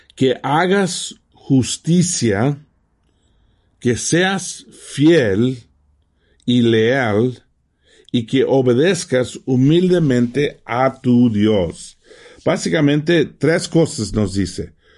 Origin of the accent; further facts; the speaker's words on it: Mexico; moved away; ¿dónde naciste? Tenía que decir México